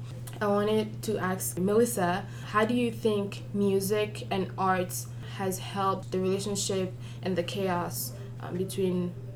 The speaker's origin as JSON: {"language": "English", "country": "Republic of the Congo", "moved": "yes", "lives_now": "Lincoln, United States", "said": "in Lincoln we have people from the Republic of Congo, which is where I'm from"}